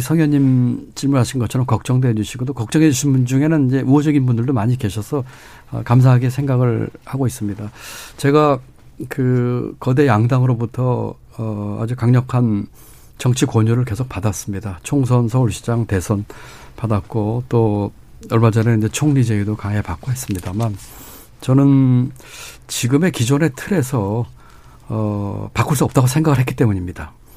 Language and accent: Korean; Gwangju, Gyeonggi Province, South Korea; also born or lived in Cheonggyecheon, Seoul; 중학교 때부터 청계천 무허가 판잣집에 살았고요. 음. 그게 철거돼서는 경기도 광주에 강제지대 천막집에서 살면서 중학교 고등학교를 다녔습니다